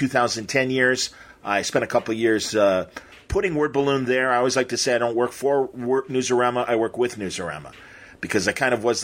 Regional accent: Midwest, United States; we're both from the Midwest

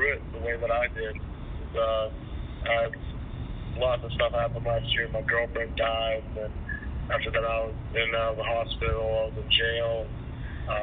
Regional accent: Hurricane, West Virginia, United States; We grew up in Hurricane, West Virginia.

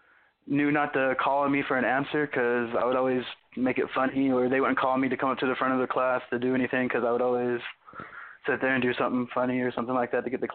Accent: Yuma, Arizona, United States; now in Tennessee, United States; I'm originally from Arizona. I was born in Tennessee. I moved to Arizona, grew up there, right on the Mexico, California border. So that was pretty good. In a town called Yuma. And like you were saying, I reside here now

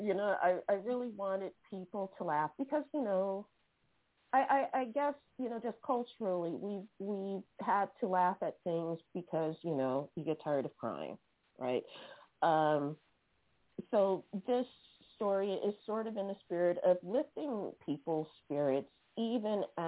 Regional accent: San Francisco, California, United States; now in Oakland, United States; my hometown of San Francisco.

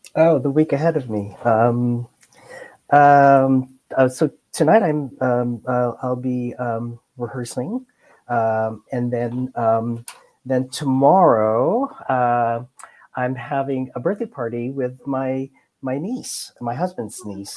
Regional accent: Philippines; now in United States; I came from the Philippines. I'm an immigrant

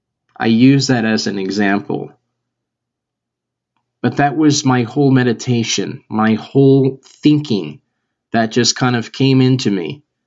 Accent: Chicago, Illinois, United States; I'm from Chicago. I talk about home a lot.

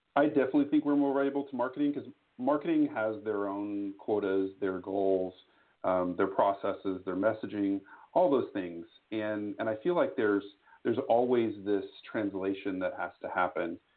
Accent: Austin, Texas, United States; I am from Austin, Texas, uh, down the road from you just a little bit

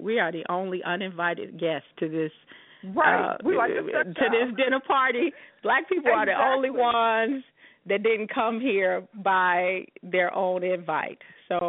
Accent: Chicago, Illinois, United States; now in Las Vegas, United States; I'm from Chicago

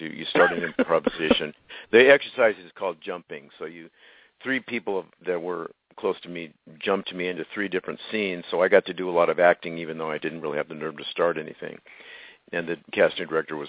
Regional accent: Los Angeles, California, United States; also born or lived in Glendale, California; I grew up in the Tujunga community.

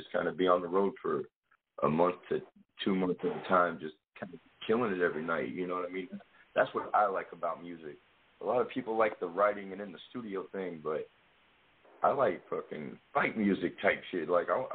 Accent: Clarksville, Tennessee, United States; moved away; also born or lived in St. Louis; I'm from Clarksville, Tennessee.

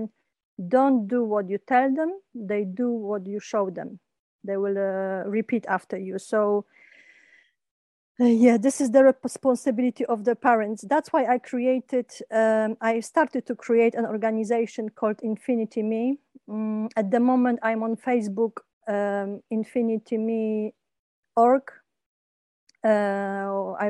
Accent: Kraków, Lesser Poland, Poland; also born or lived in England; when I came back to Poland from England. I used to live in England for 12 years

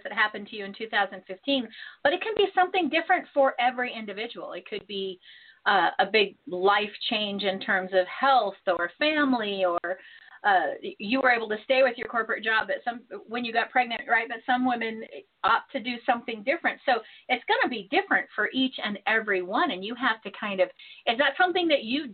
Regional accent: California, United States; Being born and raised in California

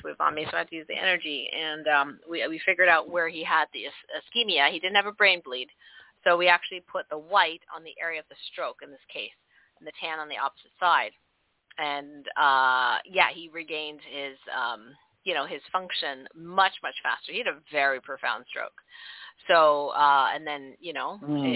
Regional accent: Canada; I'm Canadian.

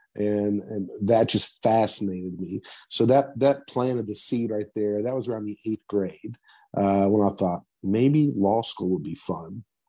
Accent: Madison, West Virginia, United States; it, it was always the plan to come back home. Um, I, am very proud of my hometown, and I have definite strong roots here. So the, plan was always to come back uh, to Madison, to the Danville area, and, and to practice here in, Boone County

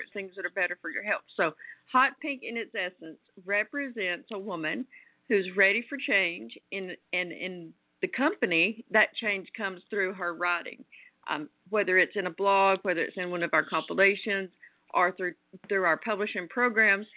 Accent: the South, United States; as a Southerner

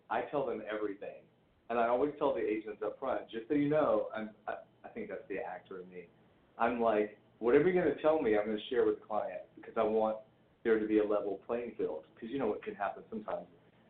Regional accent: the South, United States; even though I grew up in the South and I shot a shotgun

